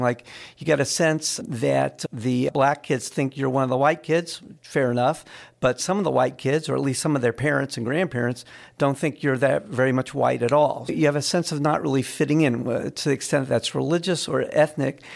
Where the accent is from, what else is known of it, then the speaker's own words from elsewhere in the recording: Raleigh, North Carolina, United States; I grew up in Raleigh